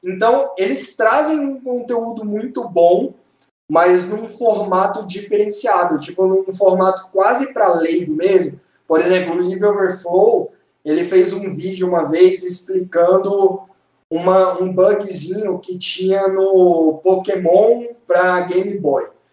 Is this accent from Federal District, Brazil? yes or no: yes; Brasília, Federal District, Brazil; eu sou de Brasília